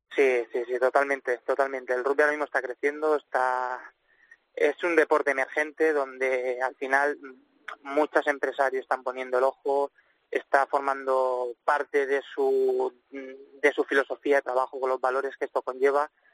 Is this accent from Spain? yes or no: yes; Valencian Community, Spain